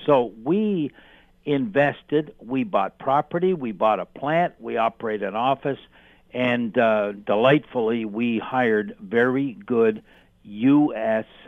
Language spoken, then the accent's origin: English; Canada; being Canadian